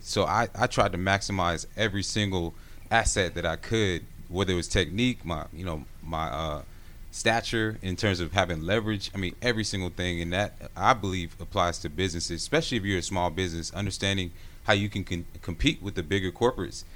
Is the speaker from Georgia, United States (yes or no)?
yes; Gwinnett, Georgia, United States; growing up in Gwinnett, going to Brookwood House, uh, High School